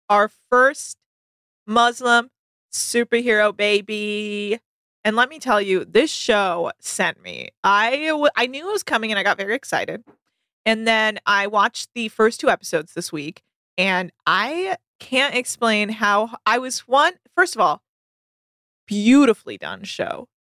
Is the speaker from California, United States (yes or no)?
yes; California, United States; now in Los Angeles, United States; I obviously I grew up in the Bay Area, so I'm a Warriors person, but I also have lived in LA for over t- you know like ten years